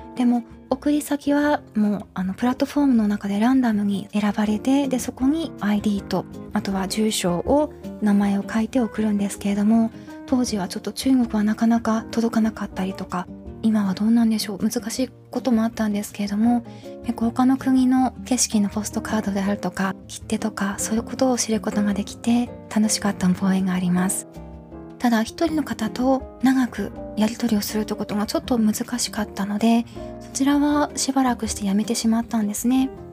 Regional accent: Tohoku, Japan; moved away as an adult; also born or lived in Hokuriku; 北陸育ちではあるんですけれども小学校以降大学まではずっと東北にいたんですね

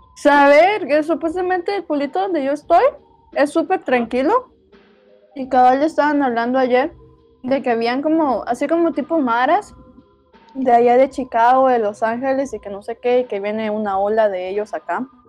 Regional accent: Guatemala; moved away

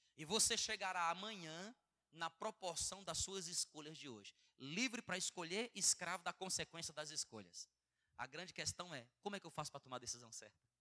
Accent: Bom Jardim, Brazil; eu nasci no Bom Jardim

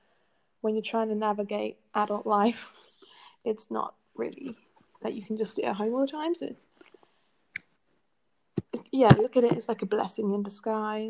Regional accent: England, United Kingdom; now in Netherlands; I'm originally from England, but I'm living in the Netherlands.

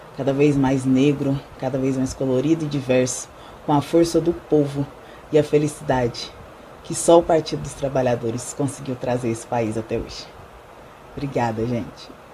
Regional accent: Goiás, Brazil; sou de Goiás

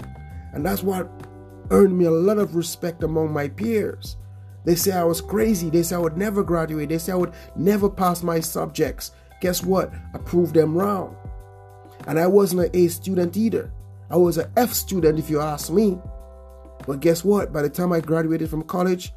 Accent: Portsmouth, Dominica; in Portsmouth, where I grew up in the Caribbean.

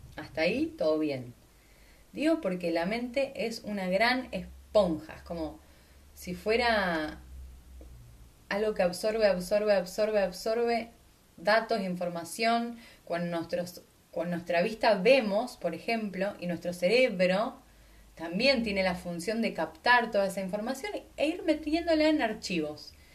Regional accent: Argentina; soy de Argentina, entonces obviamente que tengo un montón de cosas de ahí porque en mi mente capturó un montón de creencias de ese lugar.

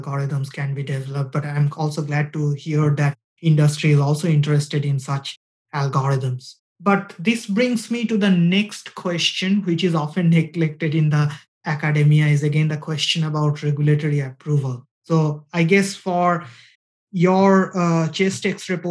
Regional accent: India; moved away; we come from India

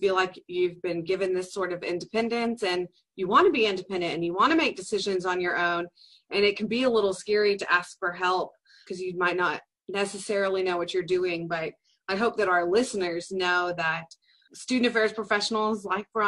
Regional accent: Dallas, Texas, United States; also born or lived in South Carolina; now in Commerce, United States; I grew up in Dallas and went to college in South Carolina and then moved back to East Texas

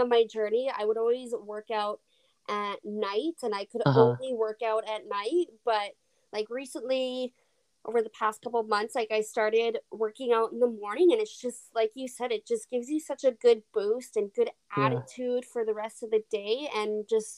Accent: Alberta, Canada; I'm originally and born and raised in Canada, Alberta

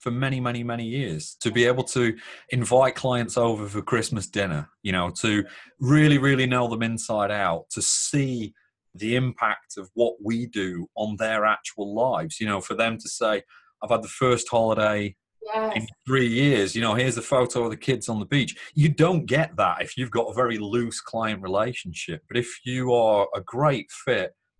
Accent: Northern England, United Kingdom; British and Northern

